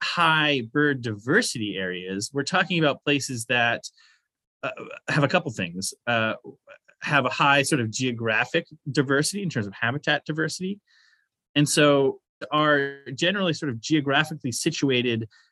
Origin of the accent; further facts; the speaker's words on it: Maine, United States; I grew up here in Maine to a real outdoors family